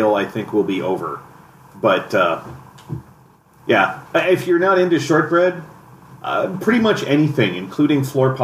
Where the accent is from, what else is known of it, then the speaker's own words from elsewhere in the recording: San Diego, California, United States; now in Minnesota, United States; I'm from San Diego.